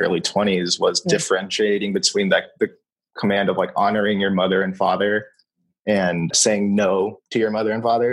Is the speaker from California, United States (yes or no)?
yes; Orange County, California, United States; also born or lived in Chicago; I was born and raised in Orange County